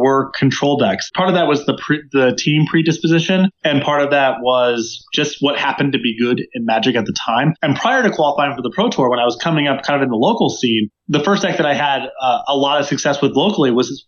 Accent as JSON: {"language": "English", "town": "Hillsborough", "region": "New Jersey", "country": "United States", "tie": "born or raised there", "moved": "yes", "lives_now": "Denver, United States", "said": "I grew up in a town called Hillsboro, New Jersey, pretty rural in the center of the state"}